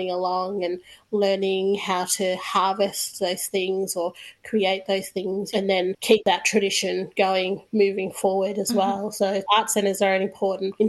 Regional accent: Bendigo, Victoria, Australia; moved away; I'm originally from Bendigo

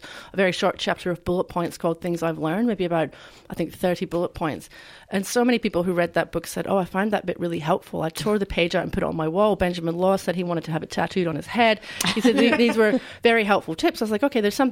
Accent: Scotland, United Kingdom; now in Australia; I was a teenager growing up in Scotland

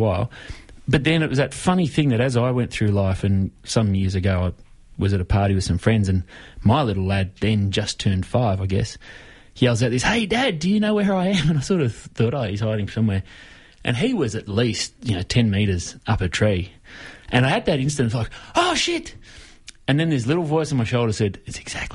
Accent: the Dandenongs, Victoria, Australia; I grew up in the Dandenongs, there was a lot of space out there

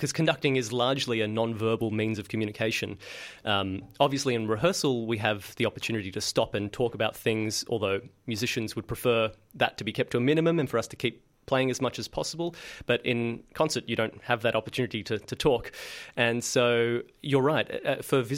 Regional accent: Sydney, New South Wales, Australia; I started out working with school groups when I grew up in Sydney

